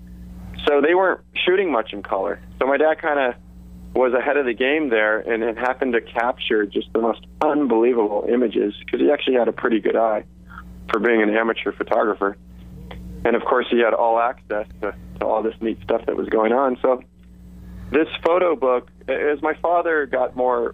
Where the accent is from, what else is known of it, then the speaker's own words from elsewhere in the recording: Santa Monica, California, United States; I grew up in Santa Monica